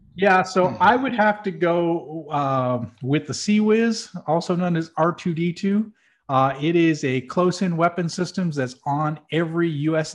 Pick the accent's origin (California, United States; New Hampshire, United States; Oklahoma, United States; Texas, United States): New Hampshire, United States; I'm from New Hampshire, which is also known as the Granite State